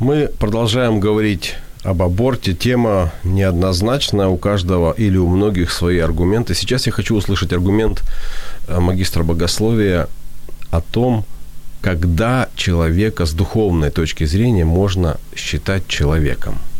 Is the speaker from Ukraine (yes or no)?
yes; Ukraine; Russian is a second language; я украинец, с украинского перевожу